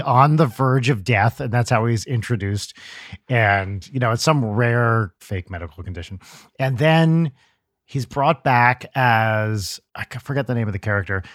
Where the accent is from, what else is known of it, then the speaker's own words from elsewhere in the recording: New Jersey, United States; moved away; the Ashkenazi Jewish culture I grew up with in New Jersey, like, the New Jersey, New York area.